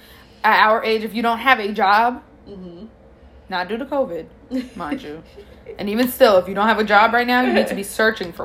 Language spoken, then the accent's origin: English; New York City, New York, United States; moved away as an adult; also born or lived in Queens / Pennsylvania; I'm from Brooklyn